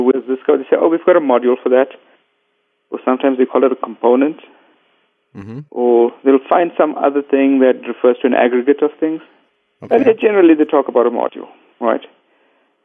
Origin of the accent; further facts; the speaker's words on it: Cape Town, Western Cape, South Africa; I'm from Cape Town, sunny Cape Town at the tip of Africa